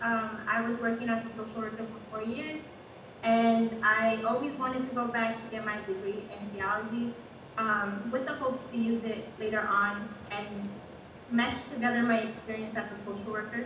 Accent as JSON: {"language": "English", "town": "New York City", "region": "New York", "country": "United States", "said": "I'm from Brooklyn, New York"}